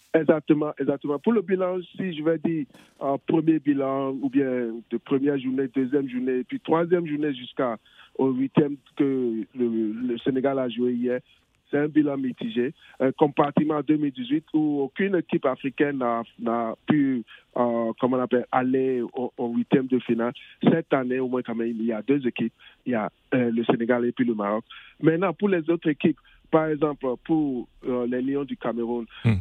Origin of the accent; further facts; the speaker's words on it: England, United Kingdom; l'Angleterre. L'Angleterre, mon pays natal